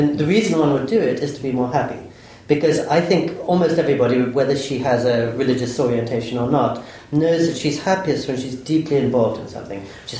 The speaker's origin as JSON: {"language": "English", "region": "England", "country": "United Kingdom", "tie": "born or raised there", "also_born_or_lived": "United States", "lives_now": "Kyoto, Japan", "said": "I did move straight from Midtown Manhattan to a temple in Kyoto, because I thought, growing up in England and the United States, I'd been taught how to speak."}